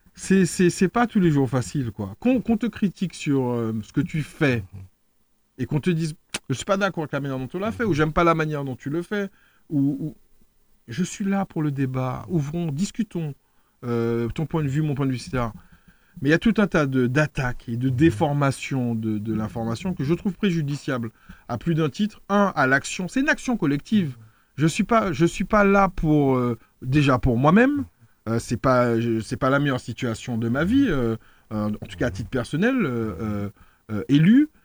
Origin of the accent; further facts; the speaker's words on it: France; moved away as an adult; now in Martinique; je suis né en France. Donc j'ai appris à parler créole très tard